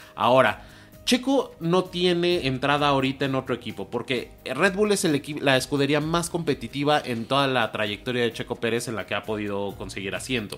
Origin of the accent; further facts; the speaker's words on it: Mexico; nosotros como mexicanos